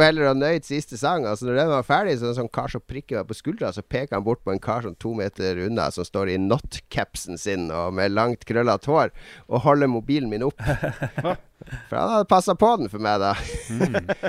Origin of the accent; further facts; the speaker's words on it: Harstad, Troms, Norway; accent: Northern Norwegian; moved away; jeg er fra Harstad